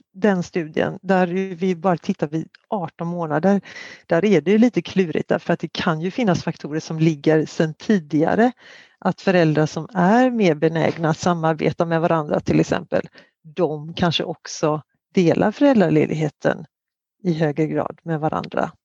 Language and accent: Swedish; Sweden; som svensk